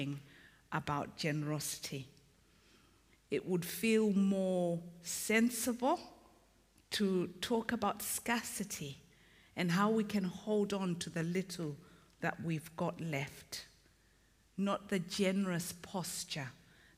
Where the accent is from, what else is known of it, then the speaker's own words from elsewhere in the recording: Zimbabwe; also born or lived in Malawi; now in England; Although I was born there, I grew up in Zimbabwe.